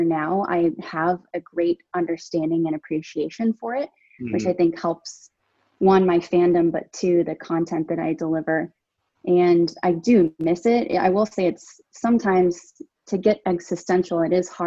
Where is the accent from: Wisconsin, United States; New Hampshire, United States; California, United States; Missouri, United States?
California, United States; San Diego; also born or lived in Palmdale, California; So I grew up in Southern California, mostly San Diego, and then also Palmdale, which is north of Los Angeles